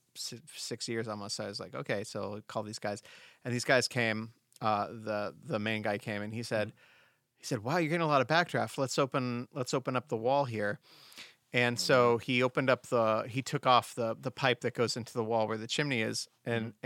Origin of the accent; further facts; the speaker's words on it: Southern California, United States; moved away; we did jack o' lanterns growing up in Southern California